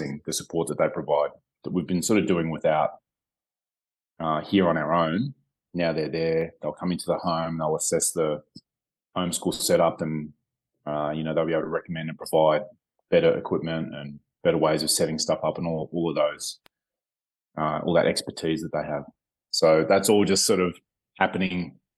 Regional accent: Melbourne, Victoria, Australia; moved away; Melbourne, on the southeast in the state of Victoria, which is my hometown

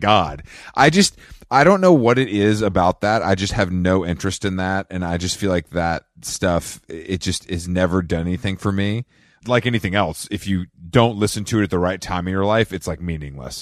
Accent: Atlanta, Georgia, United States; I'm from Atlanta

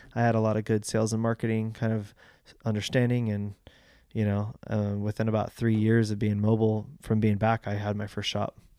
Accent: Fallbrook, California, United States; I grew up in Fallbrook.

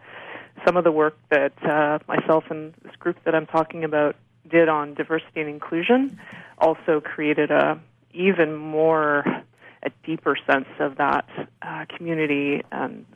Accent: Canada; I'm white, I'm Canadian, I speak English

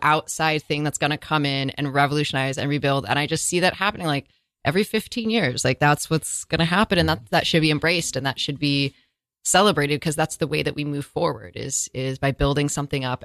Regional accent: Northern California, United States; growing up in California, in Northern California

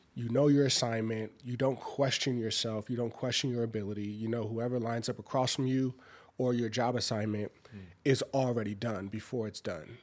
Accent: Los Angeles, California, United States; growing up in South Central is a strong family dynamic.

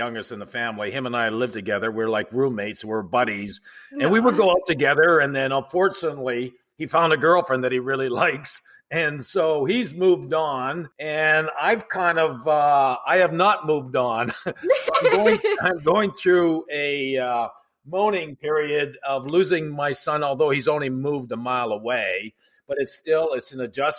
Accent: Canada; being Canadian

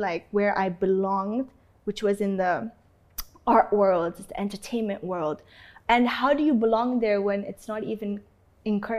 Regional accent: Canada; moved away as an adult; also born or lived in Saudi Arabia; now in India; I was born here

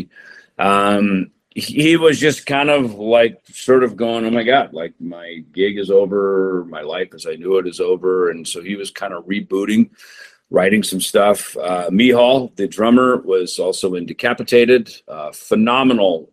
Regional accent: United States; as an American musician

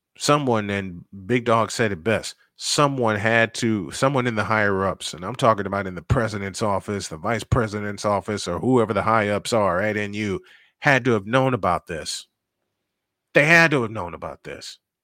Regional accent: Chicago, Illinois, United States; I'm from Chicago

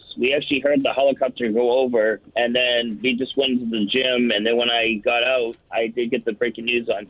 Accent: Boston, Massachusetts, United States; moved away; I grew up in Boston

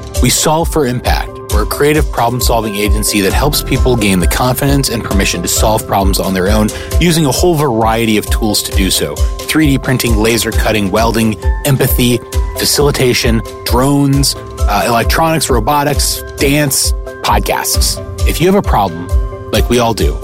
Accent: Alexandria, Virginia, United States; now in Washington, DC, United States; I was born in Alexandria.

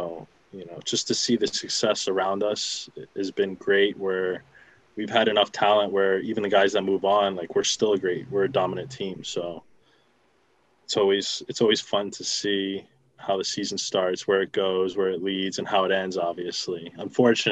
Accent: New Jersey, United States; moved away; also born or lived in North Carolina; I'm originally from New Jersey

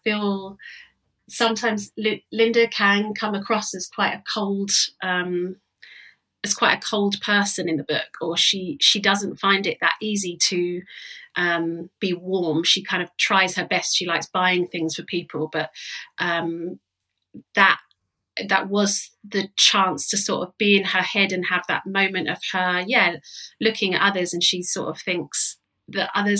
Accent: London, United Kingdom; That's how I've sort of grown up, is this, going out a lot, basically being a Londoner

